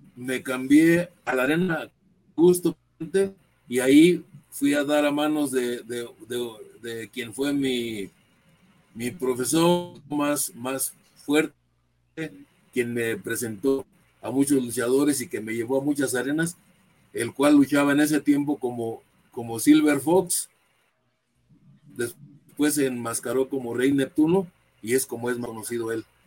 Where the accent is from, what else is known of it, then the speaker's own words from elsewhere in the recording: Ciudad Juárez, Chihuahua, Mexico; moved away; Yo nací en Ciudad Juárez en el año de 1952